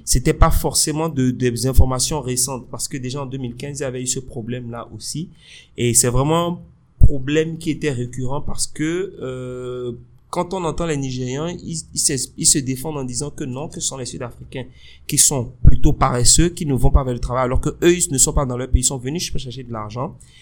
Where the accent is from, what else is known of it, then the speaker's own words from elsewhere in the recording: Benin; je suis béninois. Moi, j'ai fait tout mon cursus ici, euh, euh du primaire à l'université